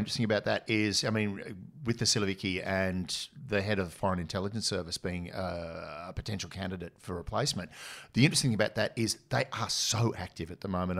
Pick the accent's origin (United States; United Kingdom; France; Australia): Australia; I'm an Aussie officer